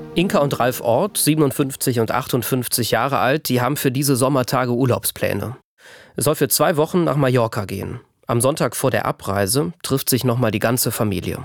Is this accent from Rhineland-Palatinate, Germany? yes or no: yes; Bad Neuenahr-Ahrweiler, Rhineland-Palatinate, Germany; Ich bin im Ahrtal aufgewachsen, in einer kleinen Gemeinde, die Teil der Stadt Bad Neuen-Ahrweiler ist